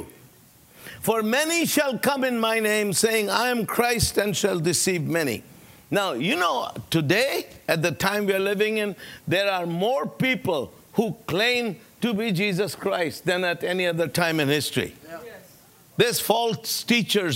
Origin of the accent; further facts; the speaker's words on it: United States; I'm an American